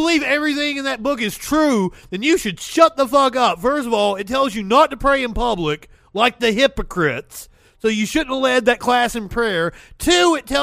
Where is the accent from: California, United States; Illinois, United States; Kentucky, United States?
Kentucky, United States; Pikeville; Huntington was like the biggest city near where I grew up in Pikeville, Kentucky